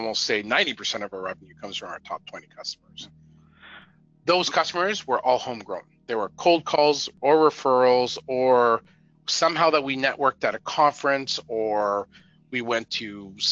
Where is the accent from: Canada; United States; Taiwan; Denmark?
Canada; I'm Canadian